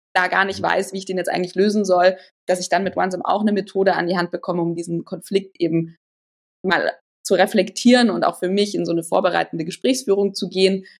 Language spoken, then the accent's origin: German; near Holzkirchen, Bavaria, Germany; also born or lived in Weilheim; Ich bin aufgewachsen in der Nähe von Holzkirchen. Da war ich die ersten zehn Jahre von, in meinem Leben und dann ging es irgendwann Richtung Weilheim. Ähm, auch wieder immer noch Nähe München